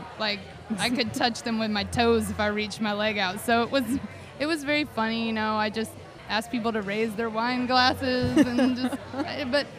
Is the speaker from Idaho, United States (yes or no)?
no; Chattanooga, Tennessee, United States; I grew up in Chattanooga.